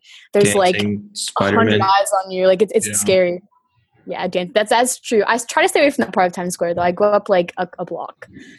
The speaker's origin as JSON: {"language": "English", "region": "Florida", "country": "United States", "tie": "born or raised there", "also_born_or_lived": "Washington", "said": "I am from Florida. I'm actually technically born in Washington State, and then I moved around a ton, but Florida is like my home base because where I went to high school and college."}